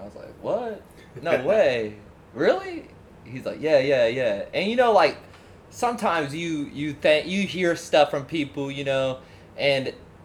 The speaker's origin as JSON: {"language": "English", "town": "Tulsa", "region": "Oklahoma", "country": "United States", "tie": "born or raised there", "said": "I was born in Tulsa"}